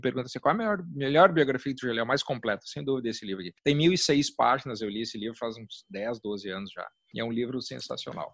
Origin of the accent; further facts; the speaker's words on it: Caxias do Sul, Rio Grande do Sul, Brazil; moved away as an adult; also born or lived in Wales; now in Porto Alegre, Brazil; moro aqui em Porto Alegre, eu sou de Caxias, moro aqui há 20, 22 anos